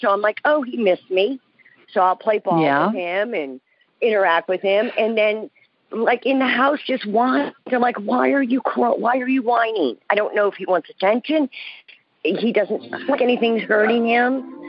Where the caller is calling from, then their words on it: New Orleans, Louisiana, United States; I'm good. I'm calling from New Orleans.